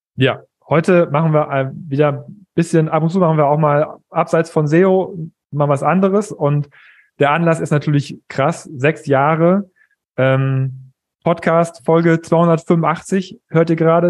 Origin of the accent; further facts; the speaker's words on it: East Frisia, Lower Saxony, Germany; als Ostfriese